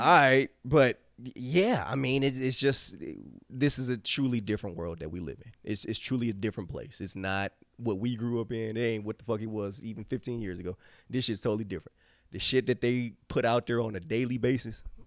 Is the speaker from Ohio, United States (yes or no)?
yes; Cleveland, Ohio, United States; we grew up in Cleveland